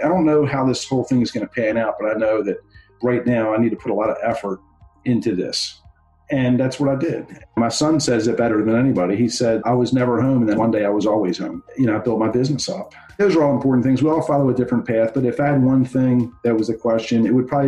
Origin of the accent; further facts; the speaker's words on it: Baltimore, Maryland, United States; I grew up in Baltimore City